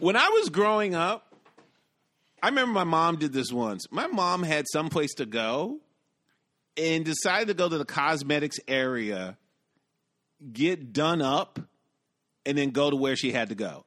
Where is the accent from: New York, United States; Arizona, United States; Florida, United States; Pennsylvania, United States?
New York, United States; New York City; as a New Yorker